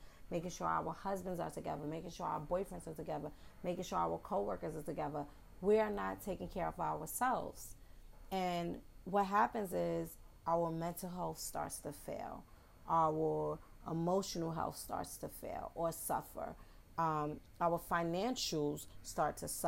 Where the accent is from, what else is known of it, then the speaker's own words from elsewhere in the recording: New York City, New York, United States; accent: New York; I am a Bronx native. Yes, I'm from the Bronx, and you will hear my New York slang, my New York accent